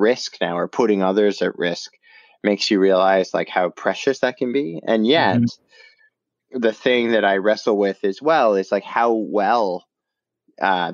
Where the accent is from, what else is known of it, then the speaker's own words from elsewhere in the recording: Canada; I grew up in Canada. I did my undergraduate there at McMaster University in Hamilton